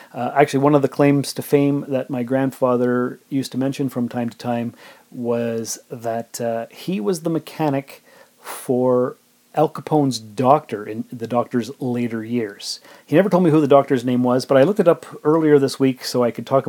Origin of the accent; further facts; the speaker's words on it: Sault Ste. Marie, Ontario, Canada; moved away as an adult; now in Timmins, Canada; I was born and raised in Sault Ste. Marie, and I came to Timmins about 17 and a half years ago